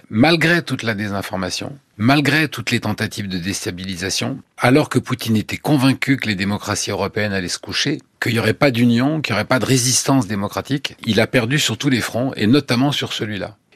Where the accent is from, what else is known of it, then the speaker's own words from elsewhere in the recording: United States; French is a second language; je me retrouve en tant qu'américain aussi dans la peau d'un Allemand démocrate